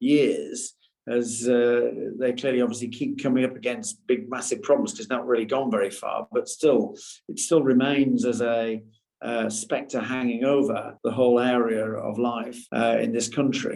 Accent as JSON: {"language": "English", "country": "United Kingdom", "said": "us as a British nation"}